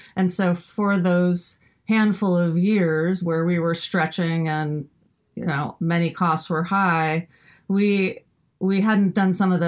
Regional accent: Midwest, United States; growing up in the Midwest

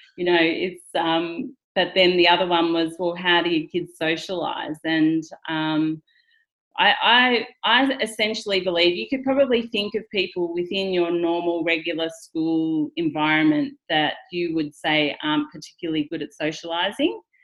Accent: rural Victoria, Australia; I just pretty much grew up in rural Victoria at the regular high school

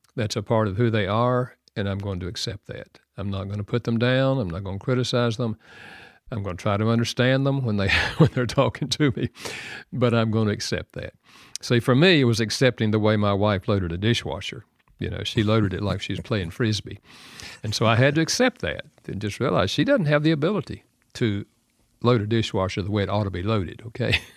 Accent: the South, United States; I'm from the South

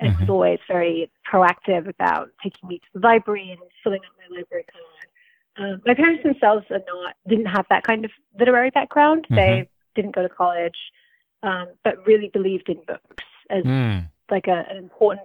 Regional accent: Bedfordshire, East of England, United Kingdom; So I'm from England. I grew up in the south of England in a small town in Bedfordshire

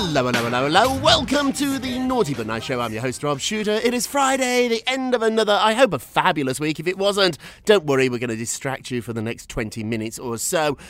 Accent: United Kingdom; I, am a British guy. I, yeah. I grew up in Britain.

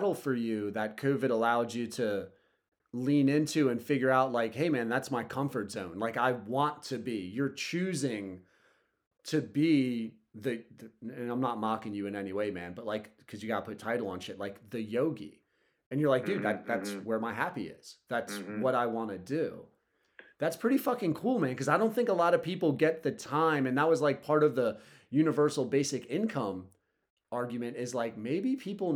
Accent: Ireland; Being Irish

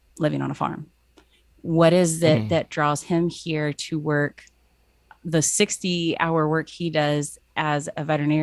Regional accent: Cincinnati, Ohio, United States; moved away; growing up in Cincinnati at a Bible college

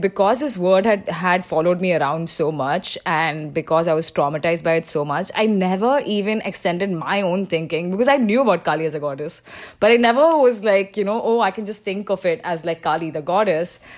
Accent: Mumbai, Maharashtra, India; moved away as an adult; also born or lived in Shanghai, China; I was born and raised in Mumbai

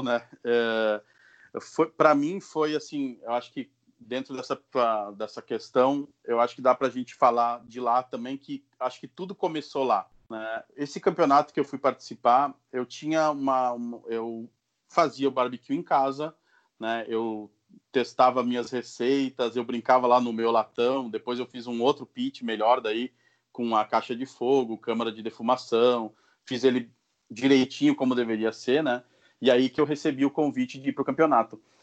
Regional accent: Caxias do Sul, Rio Grande do Sul, Brazil; eu sou de Caxias do Sul, no Rio Grande do Sul

